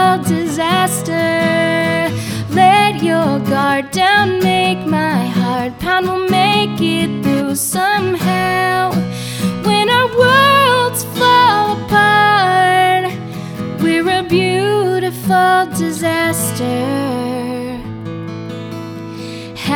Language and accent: English; New York City, New York, United States; now in Los Angeles, United States; I was born in New York City, and I had to move to LA because of my parents